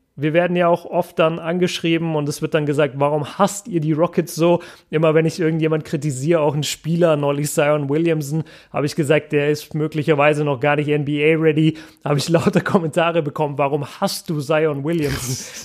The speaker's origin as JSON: {"language": "German", "town": "Nuremberg", "region": "Bavaria", "country": "Germany", "moved": "yes", "lives_now": "Ruhr area, Germany", "said": "bei uns in Nürnberg sagt man"}